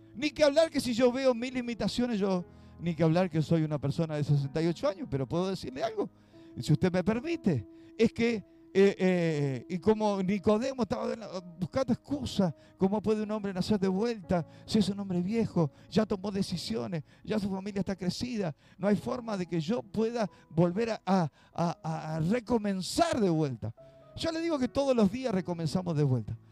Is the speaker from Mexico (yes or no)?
no; Uruguay; aquí en Uruguay